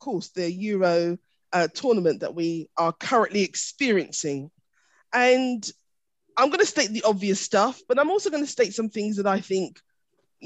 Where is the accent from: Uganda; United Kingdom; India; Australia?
United Kingdom; England; I'm English.